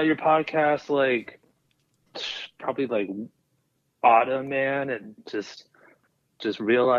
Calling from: Kansas City, United States; I'm calling from KC.

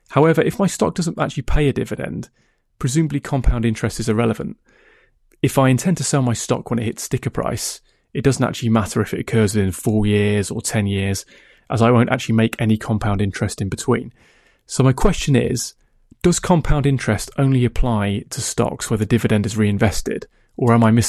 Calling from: England, United Kingdom; I'm contacting you from England.

